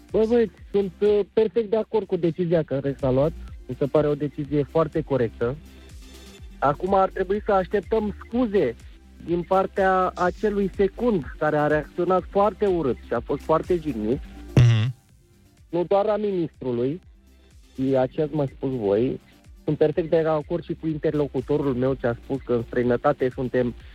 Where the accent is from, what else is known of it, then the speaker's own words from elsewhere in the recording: Romania; Deci eu sunt un român căsătorit cu o țigancă, da?